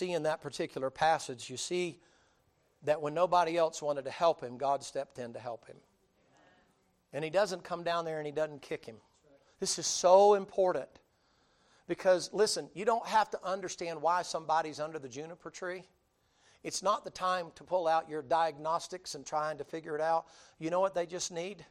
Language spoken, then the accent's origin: English; the South, United States; I'm from the South, so it's always Bubba